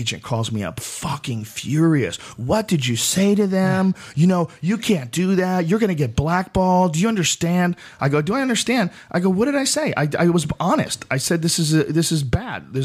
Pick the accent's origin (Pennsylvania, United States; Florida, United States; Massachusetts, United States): Massachusetts, United States; Boston; also born or lived in New Jersey; I was born in New Jersey, but I grew up in Boston